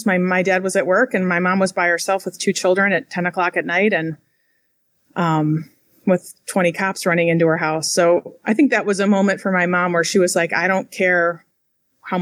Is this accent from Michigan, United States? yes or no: yes; Flint, Michigan, United States; I'm actually from Flint, Michigan